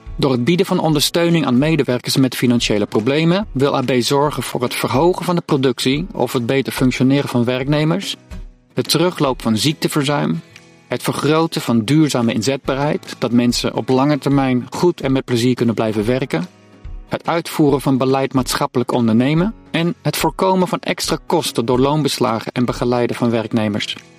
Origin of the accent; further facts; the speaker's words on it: Netherlands; Wij als Nederlanders